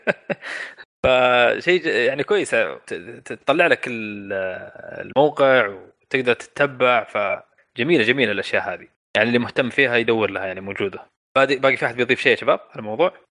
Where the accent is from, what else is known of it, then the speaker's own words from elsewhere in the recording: Saudi Arabia; عندنا في السعوديه